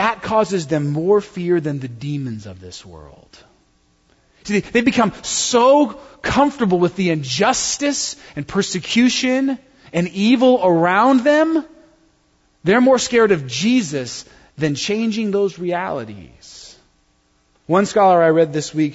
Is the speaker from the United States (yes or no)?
yes; United States; I'm not from a foreign country. I'm just like a white guy from the good old U.S. of A.